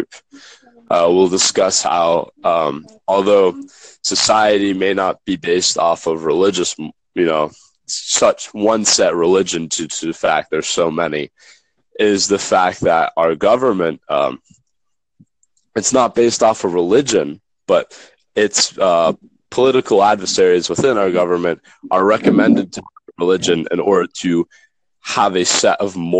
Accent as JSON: {"language": "English", "region": "northeastern United States", "country": "United States", "said": "From the northeastern portion of the United States"}